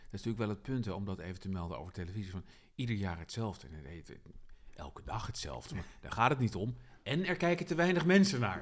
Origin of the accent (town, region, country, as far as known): Utrecht, Netherlands